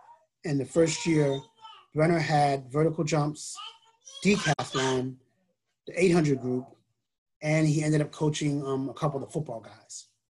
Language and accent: English; East Coast, United States; Cause, you know, I knew Harvard and I'm from the East Coast.